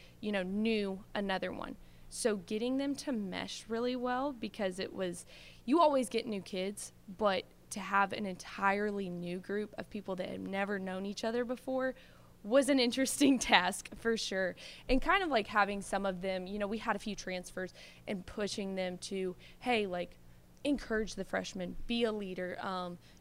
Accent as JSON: {"language": "English", "town": "Bowling Green", "region": "Kentucky", "country": "United States", "moved": "as an adult", "lives_now": "Clarksville, United States", "said": "I'm originally from Bowling Green, Kentucky, which is about an hour and a half drive"}